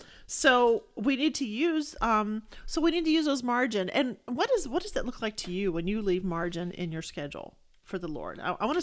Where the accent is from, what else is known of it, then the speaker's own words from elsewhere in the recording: Texas, United States; You know, I'm from Texas, and we have things called grass burrs and cockle burrs.